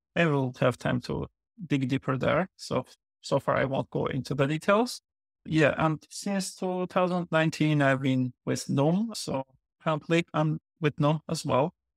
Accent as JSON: {"language": "English", "region": "Yerevan", "country": "Armenia", "tie": "born or raised there", "moved": "as an adult", "lives_now": "New Jersey, United States", "said": "I was born and grown up in Armenia, in Yerevan"}